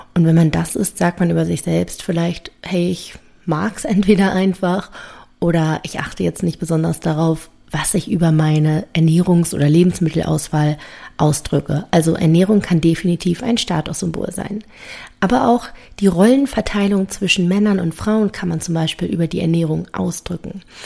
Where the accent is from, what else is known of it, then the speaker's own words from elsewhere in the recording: Berlin, Germany; komme ich aus Berlin